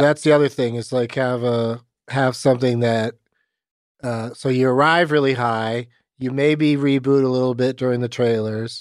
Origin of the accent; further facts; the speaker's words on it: San Diego, California, United States; Growing up in San Diego, of all places